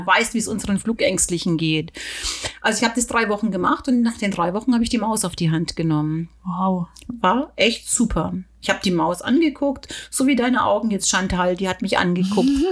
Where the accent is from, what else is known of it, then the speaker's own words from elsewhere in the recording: Germany; hier bei uns in Deutschland